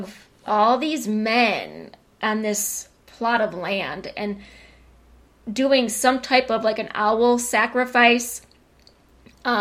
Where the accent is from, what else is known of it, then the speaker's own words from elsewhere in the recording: Detroit, Michigan, United States; moved away; I grew up in Detroit. Detroit is on a grid